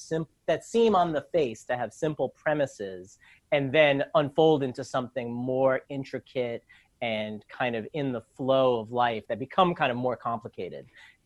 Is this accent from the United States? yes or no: yes; New York City, New York, United States; I grew up in New York. I've lived in Manhattan and Brooklyn all my life